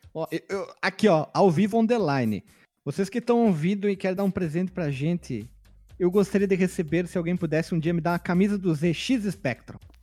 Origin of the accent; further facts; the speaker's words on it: interior of Paraná, Brazil; nós somos do interior do Paraná